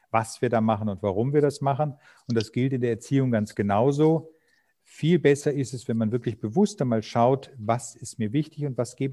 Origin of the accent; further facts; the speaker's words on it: Germany; moved away as an adult; now in Vienna, Austria; Gebürtig bin ich Deutscher, aber lebe so. seit 24 Jahren jetzt in Wien